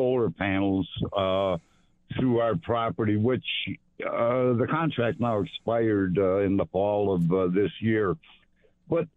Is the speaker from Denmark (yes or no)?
yes; Denmark; now in Sardinia, New York, United States; I was born in Denmark, not Germany